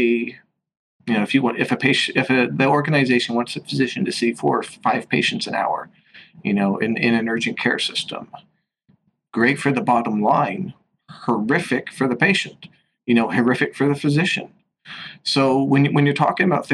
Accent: Washington, United States; moved away as an adult; now in New York City, United States; I'm from the West Coast, I'm from the state of Washington, and I'm now out here in New York City

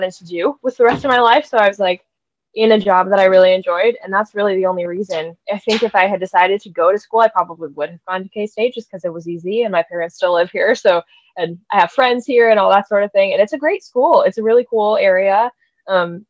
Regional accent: Manhattan, Kansas, United States; I am a townie, what we call a townie here. So I was born in Manhattan. I've been here my whole life

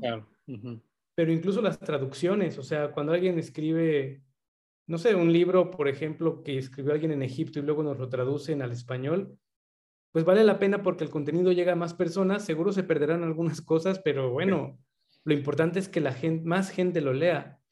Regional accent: Mexico

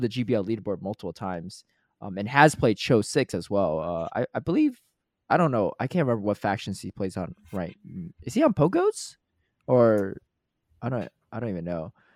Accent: Connecticut, United States; moved away; I grew up in Connecticut, so my mom still lives there

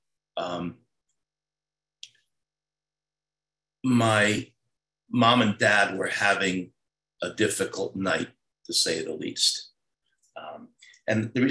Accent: Paterson, New Jersey, United States; also born or lived in Saudi Arabia / Cairo, Egypt / Beirut, Lebanon; I grew up in New Jersey. I'm a Jersey boy. I was 8 years old when we moved there.

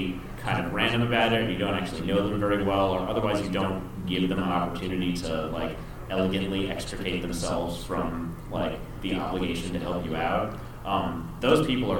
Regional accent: Philippines; Like, for example, I'm Filipino, and some Filipinos identify as Hispanic.

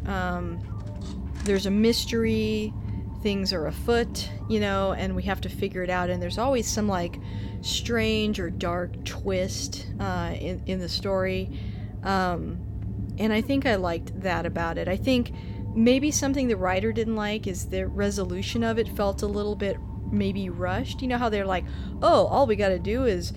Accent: Texas, United States; we're from Texas

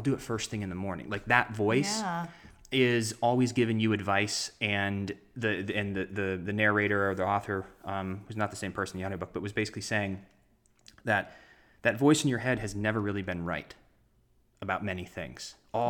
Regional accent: Arizona, United States; born there; also born or lived in Los Angeles, United States; now in Florida, United States; Well, I was born in Arizona and I moved to Florida and I was in theater and I got good grades in school and I moved out

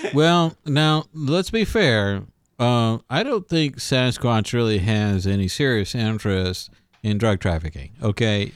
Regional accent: Pasadena, Texas, United States; I was, I was born in Houston. Actually, I was born in Pasadena, Texas

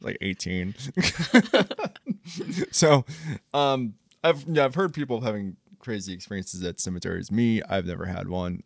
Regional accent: Columbus, Ohio, United States; We're from Columbus, Ohio

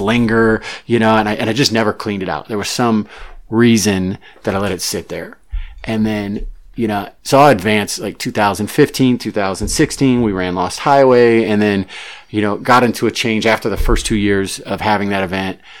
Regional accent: Missouri, United States; moved away as an adult; also born or lived in Charleston, South Carolina; now in Southern California, United States; I grew up in Missouri. I was actually born in Charleston, South Carolina, and grew up in Missouri and moved to Southern California 19 years ago

